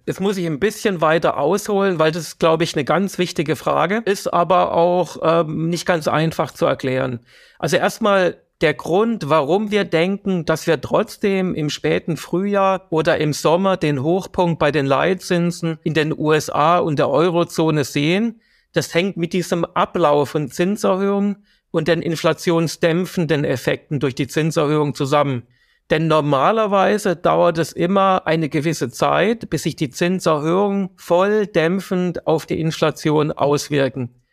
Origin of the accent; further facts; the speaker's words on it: Germany; bei uns in Deutschland